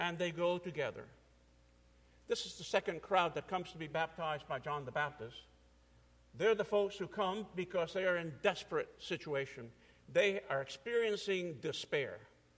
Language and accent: English; Cuba; moved away; I'm an immigrant from Cuba, 1961